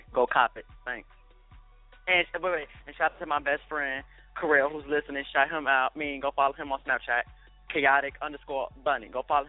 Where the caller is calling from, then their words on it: Chicago, Illinois, United States; I'm calling from Chicago